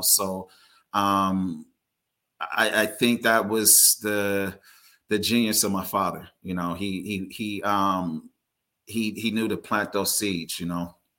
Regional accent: Carson, California, United States; I was born and raised in the Los Angeles area, um, primarily in Carson, California

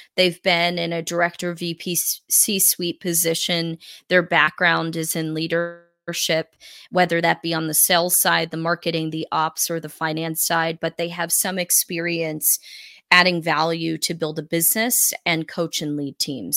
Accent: South Carolina, United States; also born or lived in Northeast United States; we moved from the Northeast to the Southeast when I was a kid.

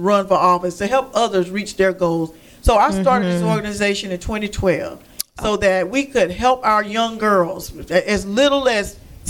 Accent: Quincy, Florida, United States; born or raised there

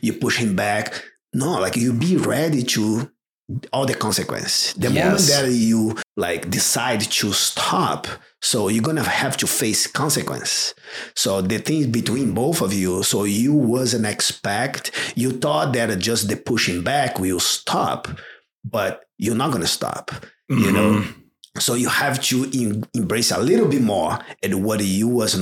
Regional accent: Rio de Janeiro, Brazil; English is a second language; moved away; also born or lived in São Paulo; I grew up in Rio de Janeiro in a very similar as a Seal Beach, like a beach place in Ipanema.

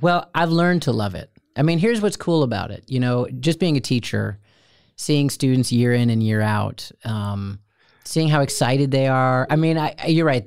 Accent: Steubenville, Ohio, United States; I'd say from from Steubenville, and they'd say we're Steubenville, and I'd say it's south of Cleveland.

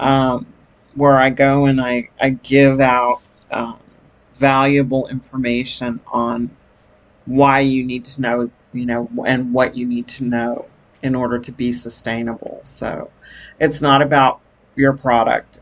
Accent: New York City, New York, United States; now in Texas, United States; I was born in Brooklyn, New York, and uh, migrated to Texas in the 1970s, uh, late 70s

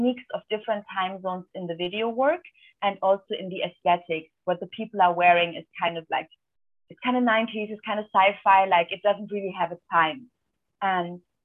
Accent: Albania; my home country, Albania

